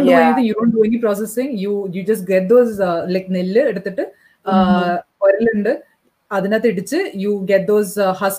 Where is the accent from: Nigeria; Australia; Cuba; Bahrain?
Bahrain; I was not very familiar because I was brought up in Bahrain.